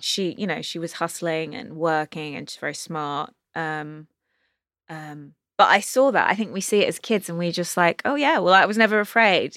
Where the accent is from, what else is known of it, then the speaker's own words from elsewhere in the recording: London, United Kingdom; moved away as an adult; now in Los Angeles, United States; growing up in England